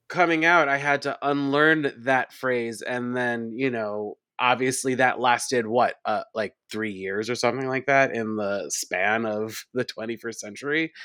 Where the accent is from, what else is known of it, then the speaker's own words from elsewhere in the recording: Long Island, New York, United States; now in New York City, United States; I grew up on Long Island.